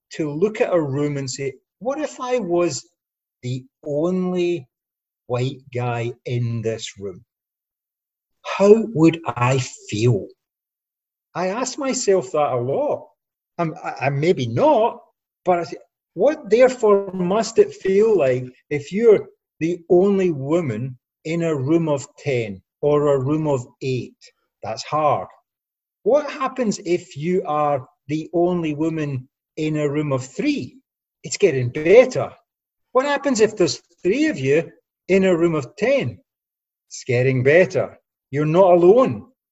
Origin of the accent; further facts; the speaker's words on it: Scotland, United Kingdom; I'm a Scottish working class guy